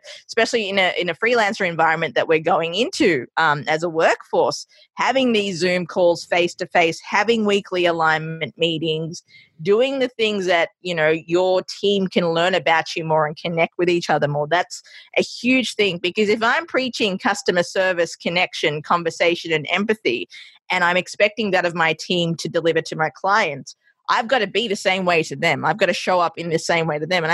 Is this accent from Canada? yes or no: no; Australia; also born or lived in Sri Lanka; now in New York City, United States; growing up in Australia and having that background of Sri Lankan